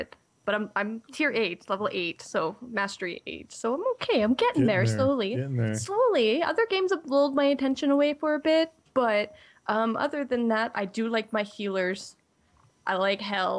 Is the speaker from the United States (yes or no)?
no; Canada; I hail from Canada as well